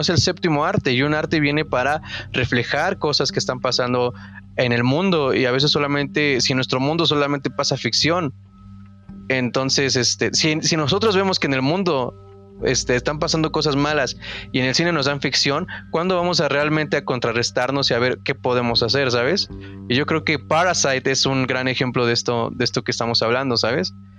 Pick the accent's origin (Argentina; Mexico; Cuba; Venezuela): Mexico; como consumidores mexicanos